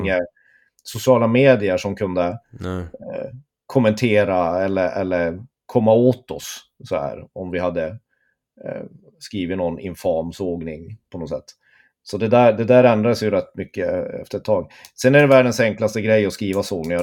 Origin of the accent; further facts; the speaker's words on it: Tornedalen, Norrbotten County, Sweden; jag är halvt uppvuxen i Tornedalen, och i Torne, vid Torneälven